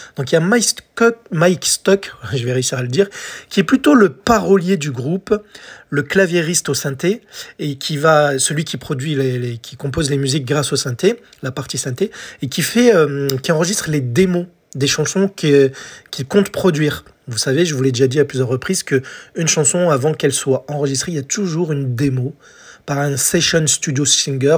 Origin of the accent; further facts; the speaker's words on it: France; chez nous en France